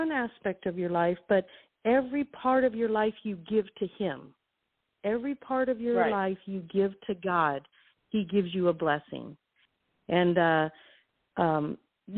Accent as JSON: {"language": "English", "region": "California", "country": "United States", "also_born_or_lived": "Guam / Las Vegas", "moved": "as an adult", "said": "I was from California, so I've always been a city person."}